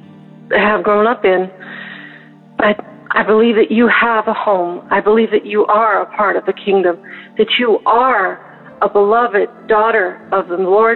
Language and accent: English; United States; moved away as an adult; now in Denmark; I moved from the United States to be with a loving and believing husband here, but I still feel the loss of my cultural identity